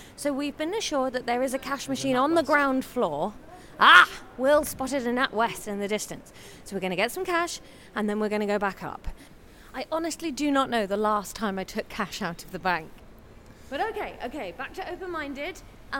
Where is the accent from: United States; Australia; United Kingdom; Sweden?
United Kingdom; Taunton, South West England; I grew up in Taunton, well, outside Taunton